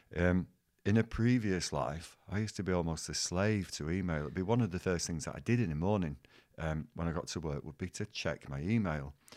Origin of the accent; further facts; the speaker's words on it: Bolton, North West England, United Kingdom; teaching in my hometown